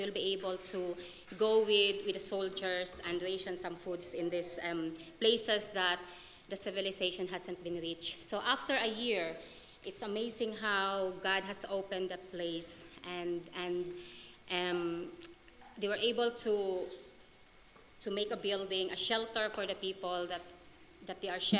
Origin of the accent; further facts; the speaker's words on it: Philippines; now in Scotland, United Kingdom; my country, Philippines, even though I'm in Scotland, I'm still a Filipino